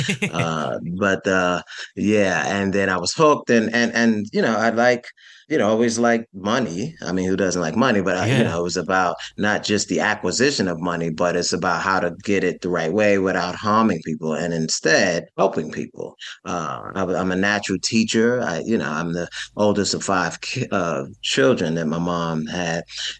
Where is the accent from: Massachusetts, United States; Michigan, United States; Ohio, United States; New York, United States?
New York, United States; New York City; So I'm from New York City. I grew up in a rough section of Brooklyn, one of the five boroughs.